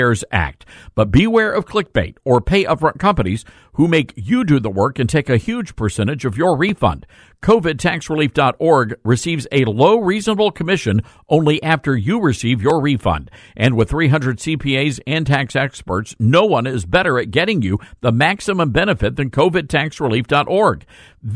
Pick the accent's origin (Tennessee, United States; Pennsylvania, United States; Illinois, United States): Tennessee, United States; I'm from Tennessee